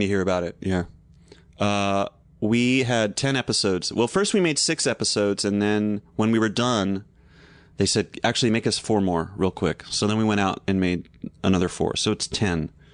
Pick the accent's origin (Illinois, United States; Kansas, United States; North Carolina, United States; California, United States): North Carolina, United States; moved away; I grew up in North Carolina, and my parents had this big magnolia in the front yard